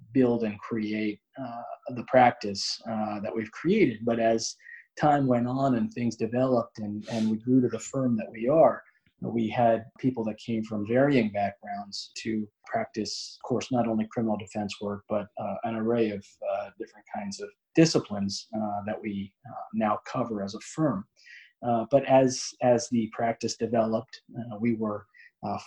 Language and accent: English; Montgomery County, Maryland, United States; a position as a public defender in the county that I was born and raised in Montgomery County, Maryland